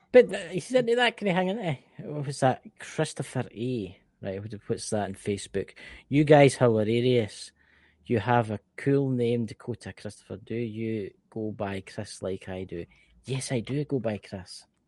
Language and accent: English; Scotland, United Kingdom; accent: Scottish; I'm from the United Kingdom. I am from Scotland, land of the brave